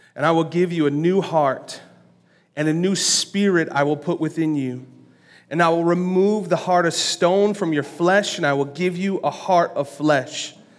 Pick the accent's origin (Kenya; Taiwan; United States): United States; Lansing, Michigan; I was born on April twenty-ninth, nineteen eighty-nine, at Sparrow Hospital